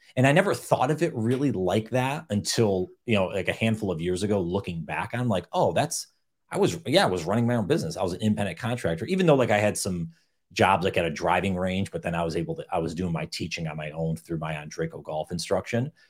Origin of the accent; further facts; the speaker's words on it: upstate New York, United States; I grew up in upstate New York